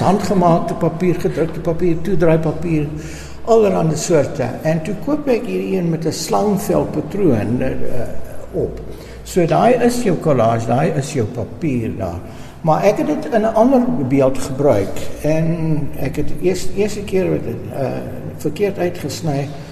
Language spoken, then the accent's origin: Afrikaans; Durban, KwaZulu-Natal, South Africa; now in Pretoria, South Africa; ek is uit Nataller van Durban